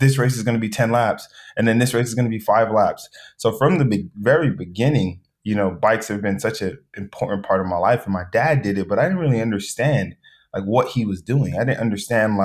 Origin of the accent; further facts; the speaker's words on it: Los Angeles, California, United States; I grew up in South Central